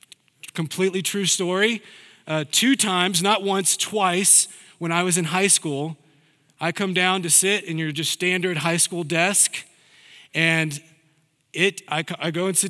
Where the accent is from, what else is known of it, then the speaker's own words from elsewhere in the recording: the South, United States; Now, I'm a Southerner. I don't have the Southern accent, but I'm a Southerner.